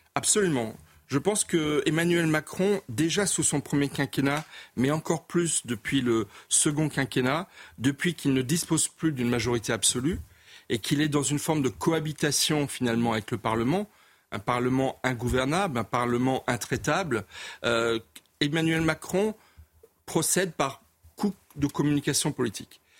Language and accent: French; Colmar, Grand Est, France; je suis alsacien, colmarien, donc je connais bien les Vosges